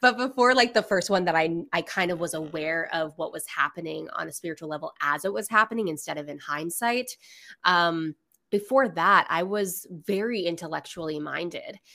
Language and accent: English; Florida, United States; I'm literally from Florida.